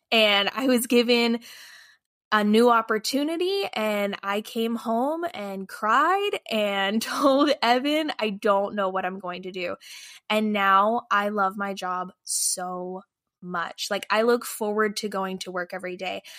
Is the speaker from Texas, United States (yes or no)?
yes; Lufkin, Texas, United States; now in St. Louis, United States; We live in St. Louis, Missouri, but I am actually originally from Lufkin, Texas.